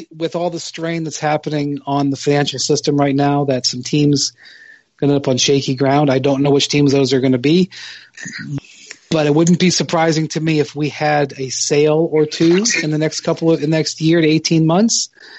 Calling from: Brooklyn, New York, United States; I'm calling from Brooklyn, New York

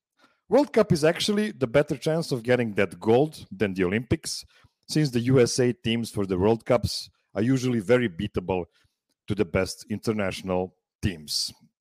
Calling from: Pančevo, Vojvodina, Serbia; I'm calling from Pančevo, Serbia.

